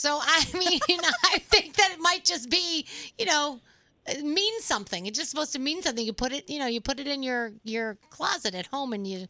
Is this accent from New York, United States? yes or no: yes; New York City, New York, United States; moved away as an adult; now in Bergen County, United States; I was born and raised in Bronx, New York. And then my husband and I, you know, when we started dating, we moved to Bergen County. And we've lived in several different towns there.